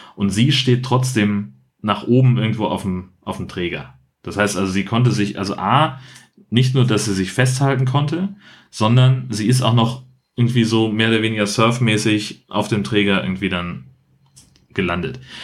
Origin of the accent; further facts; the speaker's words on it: Germany; ich komme aus Deutschland